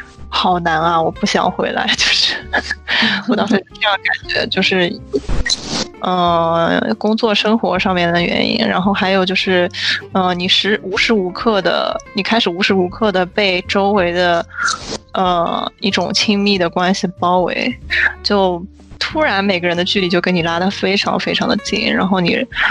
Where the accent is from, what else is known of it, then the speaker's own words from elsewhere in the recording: China; now in United States; 我本身是中国人